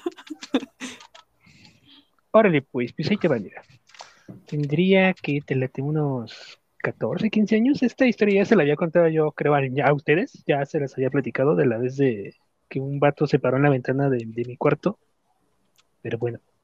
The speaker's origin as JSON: {"language": "Spanish", "country": "Mexico", "said": "Como buen mexicano que soy"}